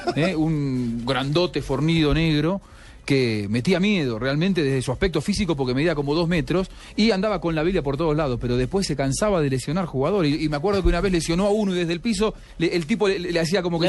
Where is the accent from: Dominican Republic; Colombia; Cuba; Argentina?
Argentina; nosotros los argentinos